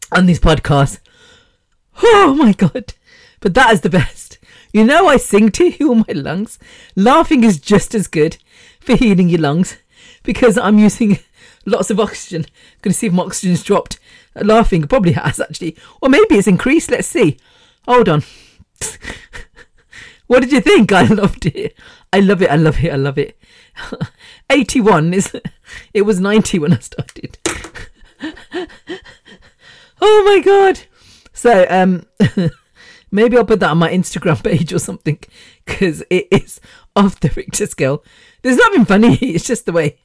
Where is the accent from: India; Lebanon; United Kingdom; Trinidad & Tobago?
United Kingdom; me as British born